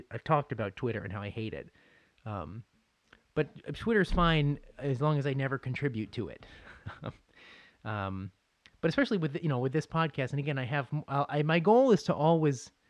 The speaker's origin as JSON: {"language": "English", "town": "Boston", "region": "Massachusetts", "country": "United States", "tie": "born or raised there", "said": "oh yeah, sure, like I'll watch the the Bruins and Sabres because I grew up in Boston"}